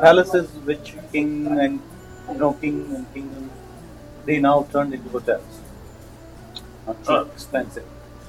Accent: Rajasthan, India; now in Victoria, Canada; I am from Rajasthan.

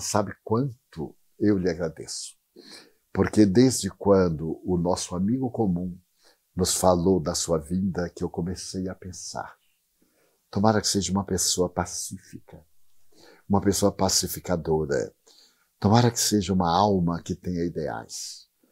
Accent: Feira de Santana, Bahia, Brazil; moved away; Nunca aspirei sair da minha cidade natal. Feira de Santana. Saí de Feira de Santana para tentar a vida como todo jovem sonhador

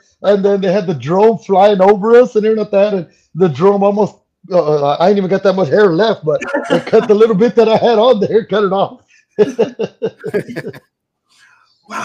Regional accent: San Juan, Texas, United States; I am from Texas. Y luego actually from San Juan, Texas, sorry.

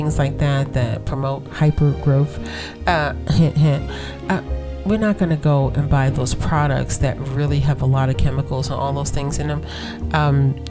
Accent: United States; I am African American

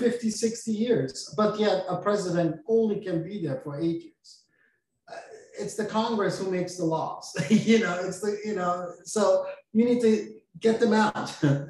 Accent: Austria; also born or lived in Portland, Oregon; now in Florida, United States; I'm from Austria

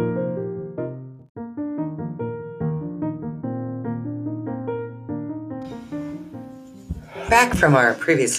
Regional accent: United States; I'm an American

